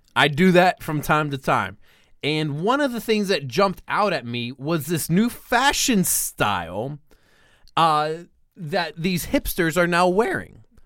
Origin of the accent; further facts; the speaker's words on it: Pittsburgh, Pennsylvania, United States; my hometown of Pittsburgh